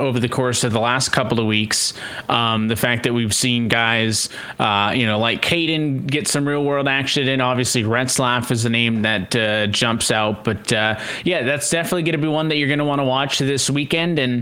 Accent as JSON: {"language": "English", "country": "Canada", "said": "being Canadian"}